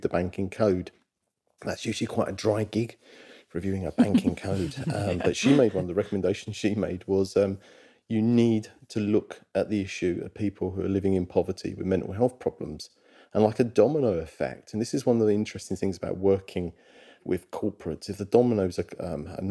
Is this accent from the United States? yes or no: no; London, United Kingdom; I'm from Walthamstow, London